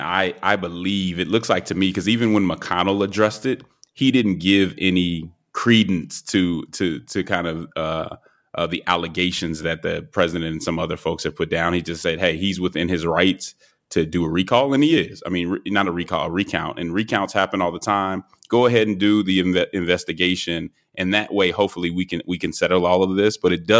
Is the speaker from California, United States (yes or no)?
no; Georgia, United States; where I live right now, my hometown, my home state, I should say